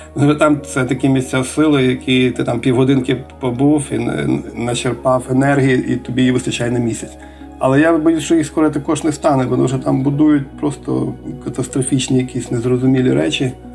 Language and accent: Ukrainian; Kamianets-Podilskyi, Khmelnytskyi Oblast, Ukraine; also born or lived in Moldova; там я родився і зразу на другий день вже переїхав знову в Кам'янець